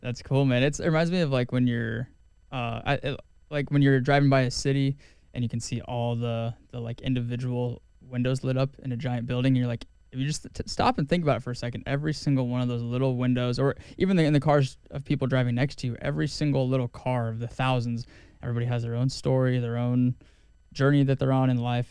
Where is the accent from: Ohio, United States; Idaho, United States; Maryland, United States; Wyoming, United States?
Wyoming, United States; growing up in Wyoming